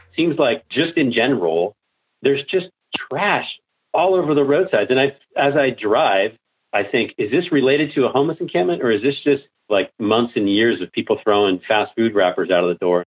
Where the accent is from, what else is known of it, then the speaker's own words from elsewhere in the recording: Bay Area, California, United States; I grew up in the Bay Area